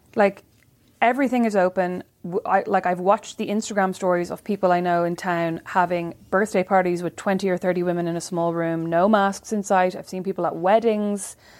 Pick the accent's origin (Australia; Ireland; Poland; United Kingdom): Ireland; Kildare, Leinster; moved away; my hard life as a white girl growing up in Kildare